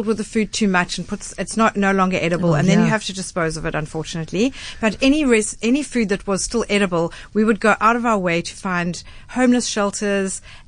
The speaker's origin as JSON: {"language": "English", "country": "South Africa", "said": "being South African"}